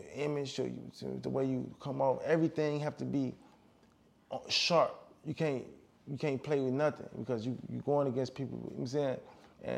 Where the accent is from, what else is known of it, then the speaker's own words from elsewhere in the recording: Chicago, Illinois, United States; I'm from Chicago